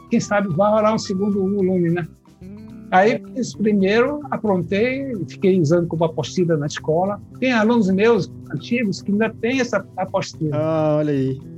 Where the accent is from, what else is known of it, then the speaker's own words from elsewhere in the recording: Olinda, Pernambuco, Brazil; Porque eu vim do Nordeste, é, onde eu ouvia muita ciranda, baião, frevo, maracatu, essa coisa